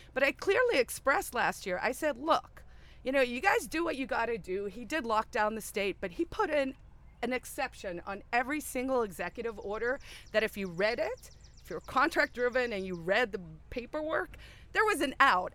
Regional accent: South Africa; moved away as an adult; also born or lived in Silicon Valley / New York City; now in New Hampshire, United States; my origin story is I grew up in South Africa, so under apartheid

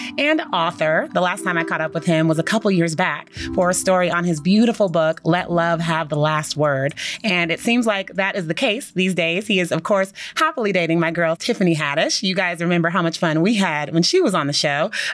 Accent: California, United States; I'm from California.

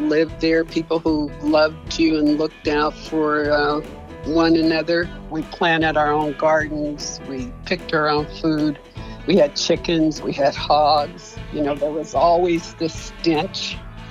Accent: Russell City, California, United States; growing up in Russell City, it was paradoxically glorious

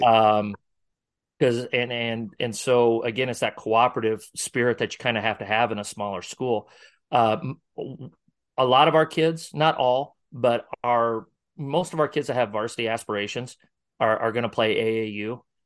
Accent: Northwest Iowa, United States; now in Omaha area, United States; I'm from Northwest Iowa originally

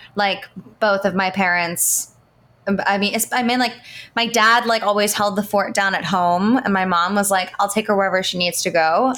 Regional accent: Baltimore, Maryland, United States; I'm from Baltimore, Maryland

